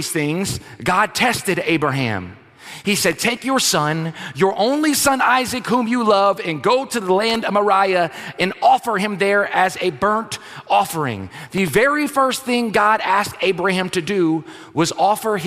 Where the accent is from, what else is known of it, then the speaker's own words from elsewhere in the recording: South Louisiana, United States; if you're born and raised in South Louisiana, like, we're a different country here. You travel outside, like, this is a thing. People are like, you're from Louisiana, y'all are different. Yes, we are.